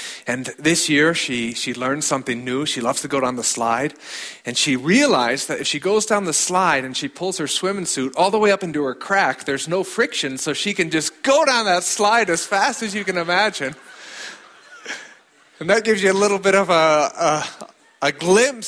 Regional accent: Alliance, Nebraska, United States; moved away as an adult; also born or lived in Chadron, Nebraska / Germany / Chile; now in Switzerland; I was born here in Chadron, Nebraska, grew up in Alliance, and for the past 12 years, I've lived overseas

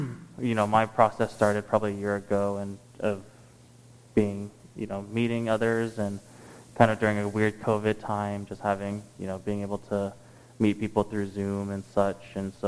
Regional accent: Texas, United States; moved away as an adult; We're from Texas

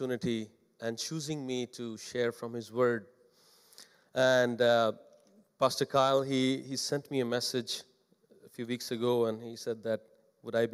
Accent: India; English is a second language; moved away; as an Indian pastor

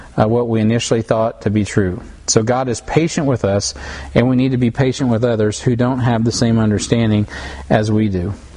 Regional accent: United States; I'm an American

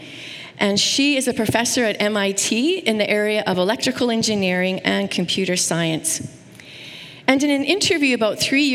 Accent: Saskatoon, Saskatchewan, Canada; I grew up in Saskatoon, which is a beautiful place

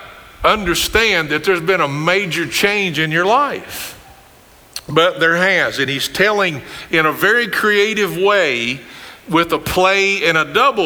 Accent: Greene County, Kentucky, United States; I grew up with in Greene County

